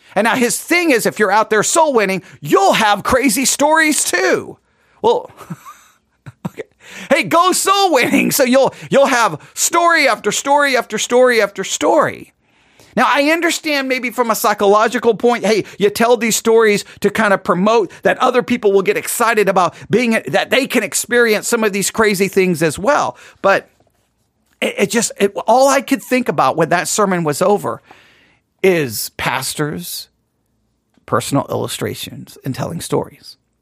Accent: West Texas, United States; accent: West Texas; My West, my West Texas accent, I think, is coming through there.

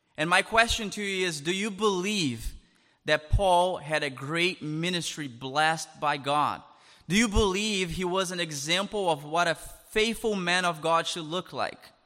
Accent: Brazil; English is a second language; moved away as an adult; now in Canada; I'm originally from Brazil

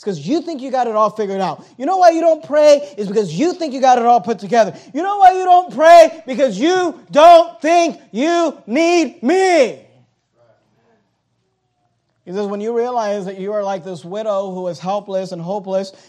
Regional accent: United States; we're American Christians

